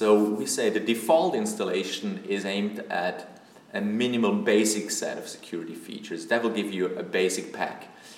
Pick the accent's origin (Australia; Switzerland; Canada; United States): Switzerland; from Switzerland.